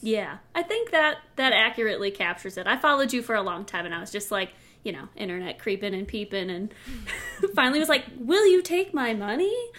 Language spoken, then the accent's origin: English; Chicago suburbs, Illinois, United States; now in Colorado, United States; I'm from Illinois, Chicago suburbs